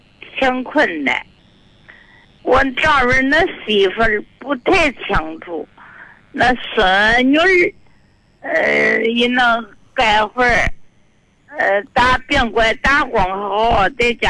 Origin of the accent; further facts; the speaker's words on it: Zhao County, Hebei, China; 我是赵县的，我就在赵县县城里住里。